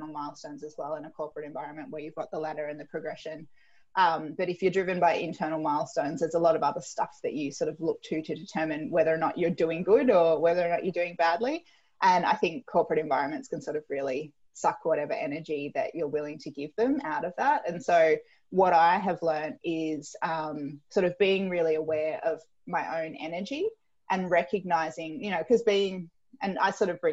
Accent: Tweed Heads, New South Wales, Australia; I grew up in Tweed Heads, which is sort of far north New South Wales.

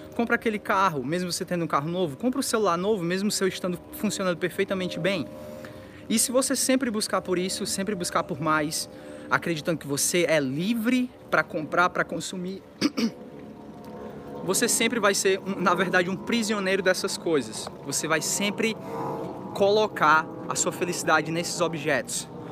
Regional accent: interior of Ceará, Brazil; moved away; quando eu era criança, ainda no Ceará

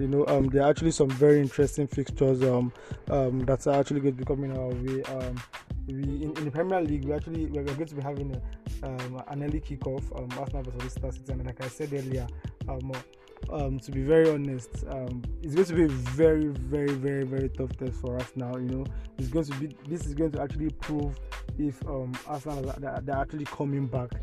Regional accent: Nigeria; as a Nigerian

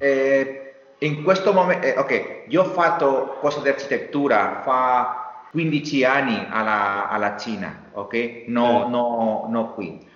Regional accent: Meliana, Valencian Community, Spain; Italian is a second language; io sono cresciuto a Meliana, qui, a un chilometro del mare Mediterraneo

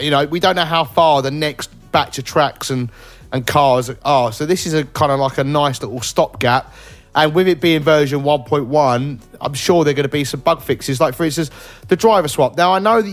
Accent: United Kingdom; I'm British, so I just, we pronounce everything wrong

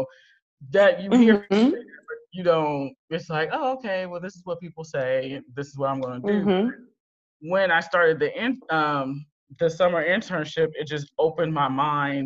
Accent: Berkeley, California, United States; I went to community college in my hometown of Berkeley, California

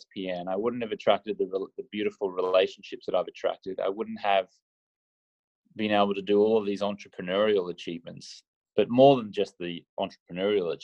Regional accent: Australia; I grew up in Australia where the drinking culture is rampant

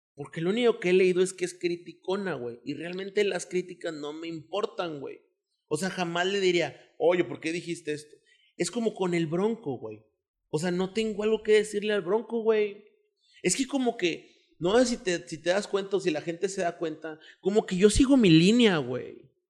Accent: Monterrey, Nuevo León, Mexico; orgullosamente de aquí, güey. O sea, soy orgullosamente regiomontano

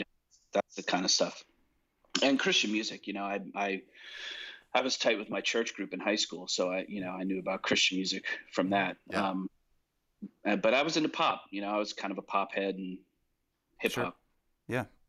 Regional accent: New Jersey, United States; moved away as an adult; now in Nashville, United States; I grew up in New Jersey.

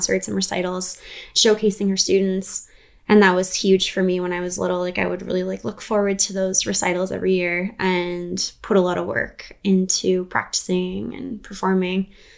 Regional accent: Prince George, British Columbia, Canada; I'm actually from Prince George. I was born and raised here

